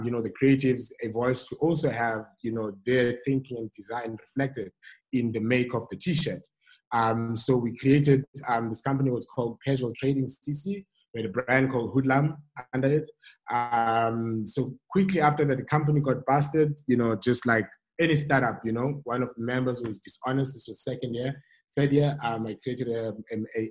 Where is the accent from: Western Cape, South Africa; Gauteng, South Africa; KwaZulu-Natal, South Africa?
Western Cape, South Africa; Cape Town; also born or lived in Germany / Hout Bay; born and bred in Cape Town, grew up in Khayelitsha, Site B Co M. I'm currently stay in Hout Bay